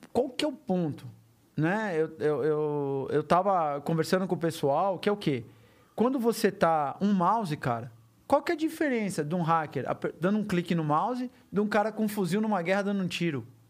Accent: Brazil; eu sou brasileiro

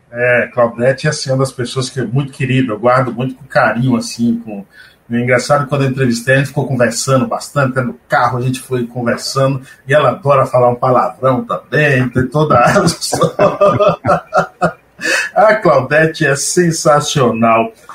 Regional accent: Paiaiá, Bahia, Brazil; moved away as an adult; also born or lived in São Paulo; um cidadão paiaiense que veio lá do mato, até os meus 21 anos de idade, eu não tive luz elétrica

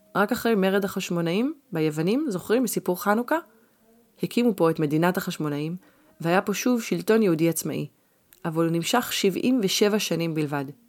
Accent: Israel

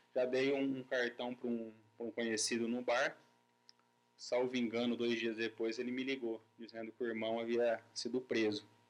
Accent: Pirangi, São Paulo, Brazil; moved away; vim da cidade de Pirangi, que lá eu vivia o dia inteiro para sítio

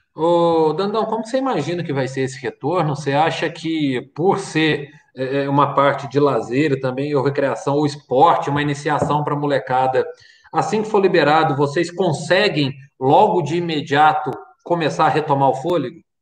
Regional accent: Varginha, Minas Gerais, Brazil; Nós que somos aqui de Varginha

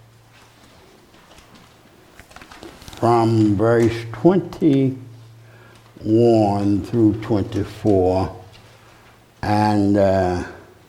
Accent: Alabama, United States; When I was born in Alabama

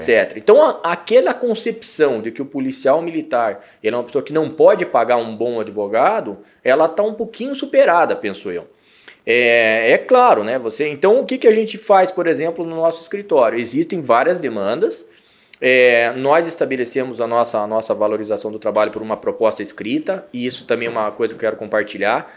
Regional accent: Brazil; nós temos que, que saber lidar com a nossa cultura enquanto brasileiros

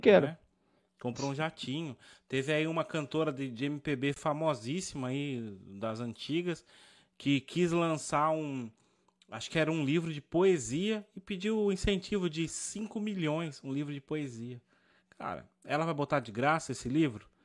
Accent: Brazil; como brasileiro

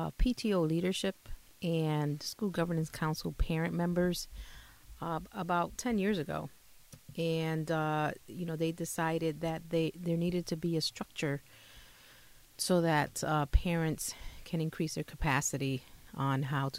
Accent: Hartford, Connecticut, United States; I grew up in Hartford.

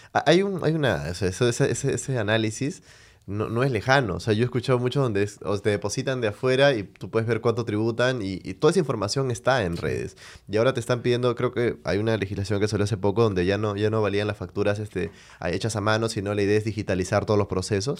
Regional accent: Venezuela; now in Peru; soy de Venezuela

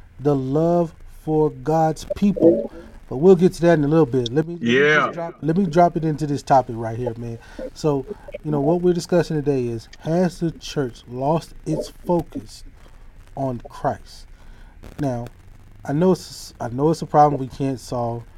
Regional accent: Hattiesburg, Mississippi, United States; We grew up together in my hometown, his hometown, Hattiesburg, Mississippi

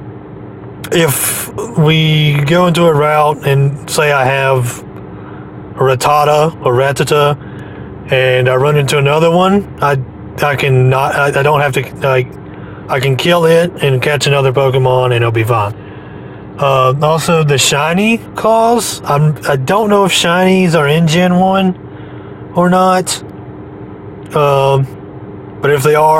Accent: United States; I'm American.

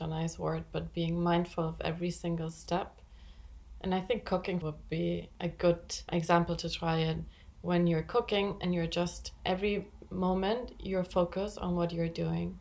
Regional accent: Spain; moved away; I grew up in Spain, so I speak Spanish.

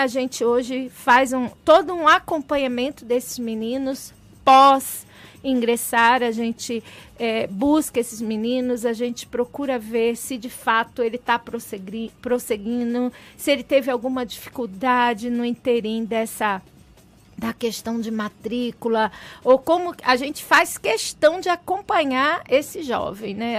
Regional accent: Baixada Fluminense, Rio de Janeiro, Brazil; eu sou menina de periferia do Rio de Janeiro, eu nasci na Baixada Fluminense

